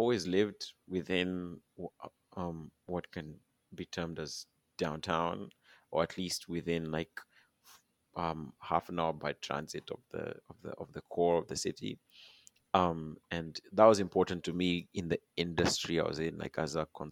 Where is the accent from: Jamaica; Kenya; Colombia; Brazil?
Kenya; now in Toronto, Canada; Being Kenyan is pretty unique.